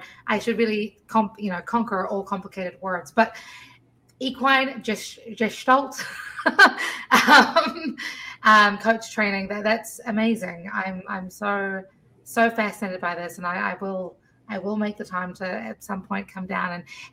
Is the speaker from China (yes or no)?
no; New Zealand; moved away as an adult; now in United States; I grew up in New Zealand